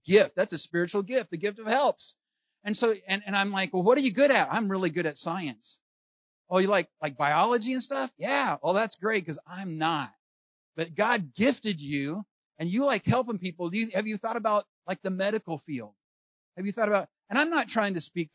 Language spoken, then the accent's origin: English; California, United States; I'm from California